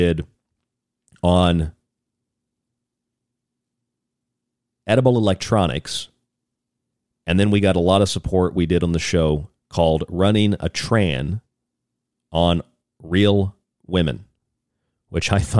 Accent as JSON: {"language": "English", "town": "St. Petersburg", "region": "Florida", "country": "United States", "tie": "born or raised there", "also_born_or_lived": "Seminole, Florida / Orlando, Florida / New York / Idaho", "moved": "as an adult", "lives_now": "Arizona, United States", "said": "I grew up in St. Petersburg, Tampa, Central Florida area"}